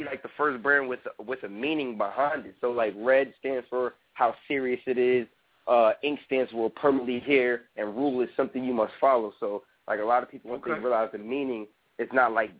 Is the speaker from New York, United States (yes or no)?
yes; New York, United States; I'm from New York